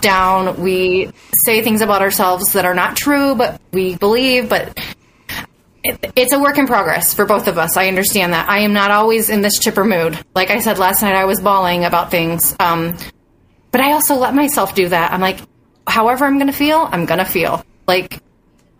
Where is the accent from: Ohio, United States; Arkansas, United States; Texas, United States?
Ohio, United States; Bowling Green; I grew up in Bowling Green